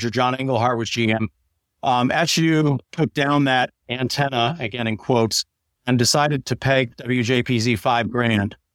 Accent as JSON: {"language": "English", "town": "Springfield", "region": "Vermont", "country": "United States", "tie": "born or raised there", "said": "work in economic development in Springfield, Vermont, my hometown."}